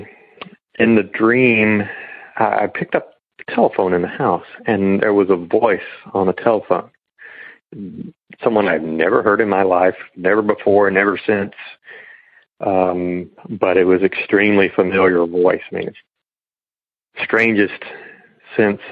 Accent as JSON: {"language": "English", "region": "Northern South Carolina", "country": "United States", "tie": "born or raised there", "moved": "yes", "lives_now": "Northern Florida, United States", "said": "I grew up in Northern South Carolina"}